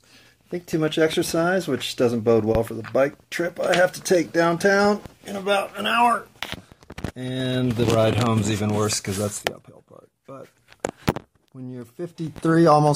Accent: Colorado, United States; I'm from Colorado.

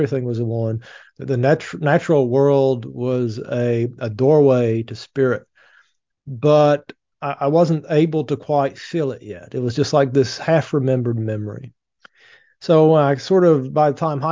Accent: Appalachian Mountains, East Kentucky, United States; I grew up really poor in the Appalachian Mountains in East Kentucky

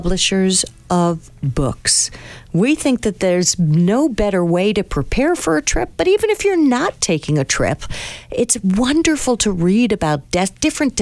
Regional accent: New York City, New York, United States; being a New Yorker

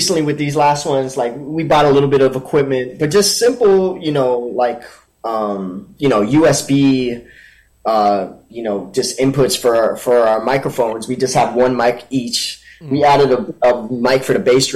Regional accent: Miami, Florida, United States; now in New York City, United States; We're actually all from Florida. Me and Abdias are from Miami.

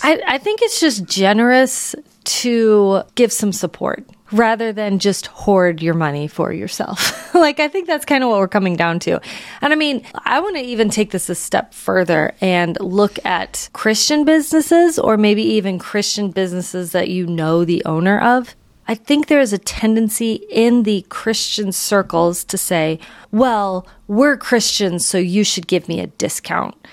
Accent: St. Louis, Missouri, United States; growing up in Saint Louis, we have a wonderful botanical gardens

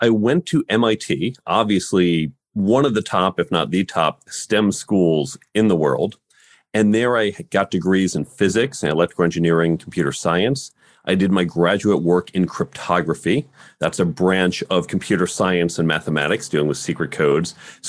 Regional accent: New York, United States; also born or lived in Chicago, United States; I grew up in the suburbs of New York City and Chicago.

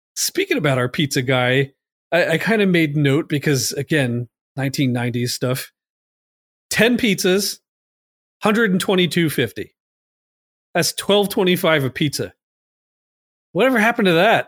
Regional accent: Long Island, New York, United States; I was from Long Island

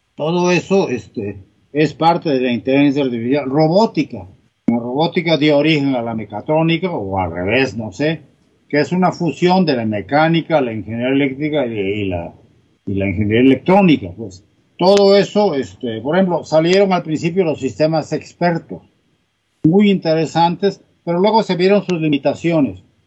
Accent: Salina Cruz, Oaxaca, Mexico; moved away; yo nací en, Oaxaca, es un pueblo del istmo, istmo de Tehuantepec pero me crié en Salina Cruz, Oaxaca.

